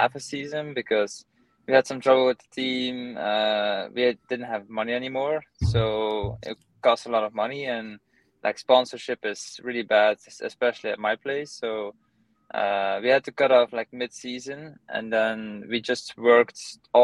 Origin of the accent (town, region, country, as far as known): Belgium; now in United States